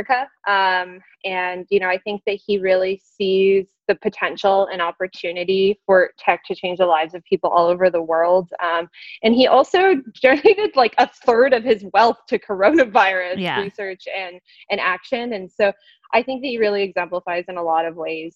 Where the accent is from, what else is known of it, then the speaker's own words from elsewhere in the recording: Canada; now in San Francisco, United States; I am Canadian